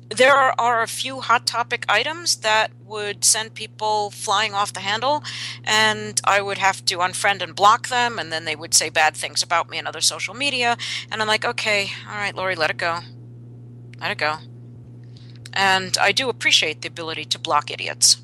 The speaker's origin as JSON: {"language": "English", "region": "New York", "country": "United States", "tie": "born or raised there", "said": "I grew up in New York"}